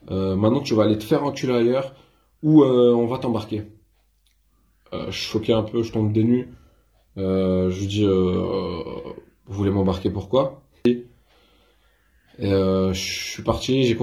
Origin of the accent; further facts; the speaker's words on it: France; je suis français avant tout